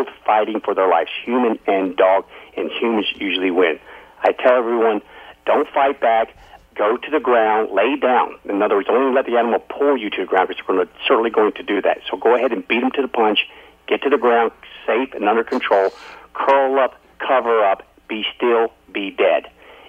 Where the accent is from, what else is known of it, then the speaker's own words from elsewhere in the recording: Alaska, United States; I've born and raised in Alaska.